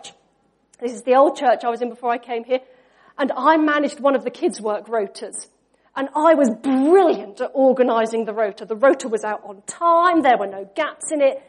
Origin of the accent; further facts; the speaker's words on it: Norfolk, East of England, United Kingdom; We grew up in Norfolk